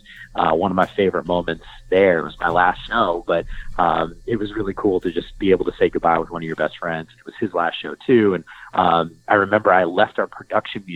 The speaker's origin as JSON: {"language": "English", "region": "New Jersey", "country": "United States", "tie": "born or raised there", "also_born_or_lived": "Manhattan, New York", "moved": "as an adult", "lives_now": "West Coast, United States", "said": "growing up in New Jersey and working in Midtown Manhattan"}